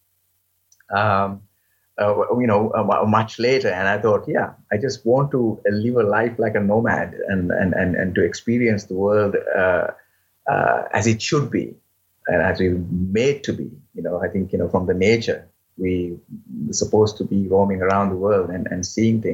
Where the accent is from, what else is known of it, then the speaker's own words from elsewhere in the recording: Sri Lanka; moved away as an adult; now in Switzerland; born in Sri Lanka and raised in Sri Lanka, but later on I moved to Switzerland. I've been living in Switzerland for now 16 years